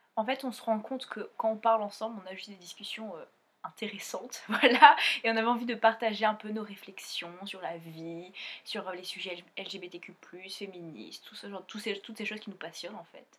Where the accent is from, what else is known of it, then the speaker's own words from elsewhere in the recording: Réunion; now in Montpellier, France; je viens de l'île de la Réunion et, bah, maintenant, on habite à Montpellier